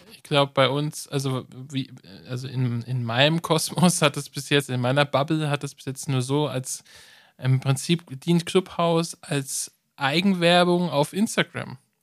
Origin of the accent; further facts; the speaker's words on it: Germany; bei uns in Deutschland